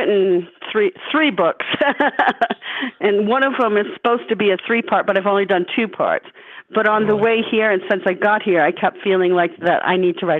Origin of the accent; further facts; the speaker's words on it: New England, United States; I was born in January, so in New England, so that was winter time.